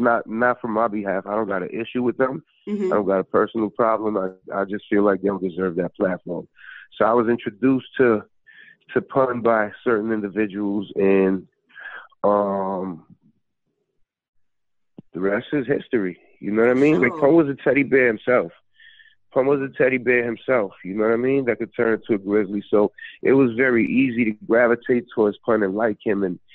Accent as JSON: {"language": "English", "town": "New York City", "region": "New York", "country": "United States", "said": "I'm from the Bronx, baby, not Brooklyn"}